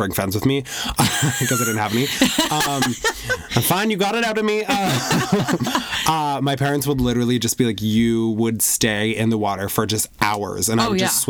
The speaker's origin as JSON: {"language": "English", "town": "Vancouver", "region": "British Columbia", "country": "Canada", "tie": "born or raised there", "said": "Growing up in Vancouver"}